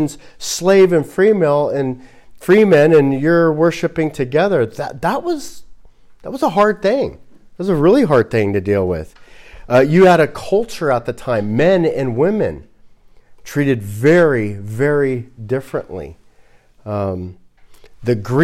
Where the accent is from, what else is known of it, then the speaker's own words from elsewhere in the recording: Los Angeles, California, United States; I'm from Los Angeles. So I'm a person from Los Angeles